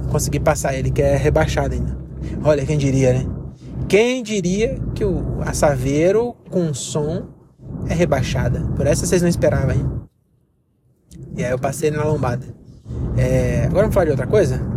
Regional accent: Bahia, Brazil; Eu sou baiano, posso ter autoridade, tem um lugar de fala pra falar.

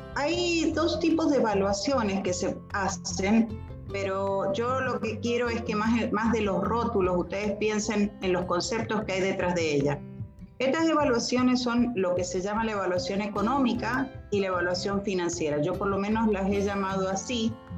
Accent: Argentina; yo soy argentina

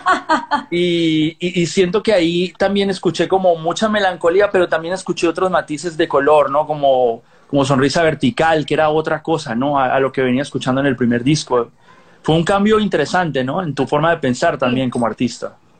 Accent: Colombia; moved away as an adult; now in Los Angeles, United States; yo nací en Colombia, yo me crié en Colombia, ya mucho tiempo después vine a vivir a Los Ángeles

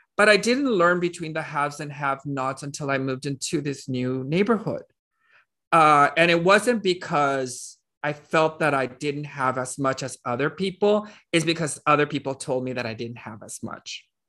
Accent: Laredo, Texas, United States; I was born in Laredo, Texas, uh, which is a small town. It's about a hundred and fifty-six miles away from San Antonio. And, um, I was born, raised there

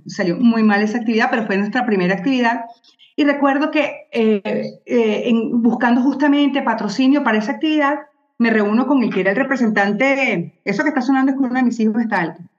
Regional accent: Venezuela; soy venezolana

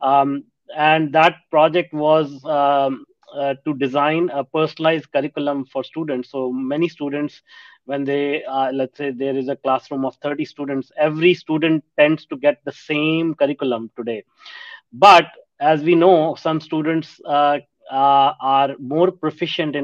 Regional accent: India; moved away as an adult; also born or lived in North America; I grew up in India, and back then India was a developing country

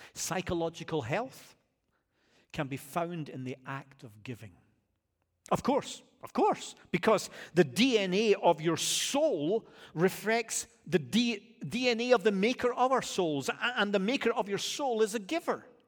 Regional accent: Scotland, United Kingdom; now in United States; as a Scottish guy

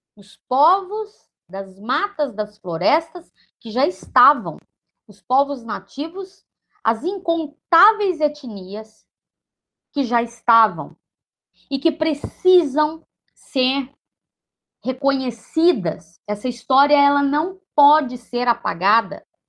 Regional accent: Brazil; enquanto brasileiras, brasileiros, brasileires que somos em todos os rincões.

